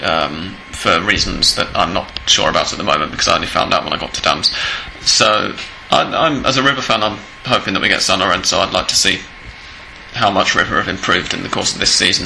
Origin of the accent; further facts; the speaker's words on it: England, United Kingdom; now in Argentina; I'm English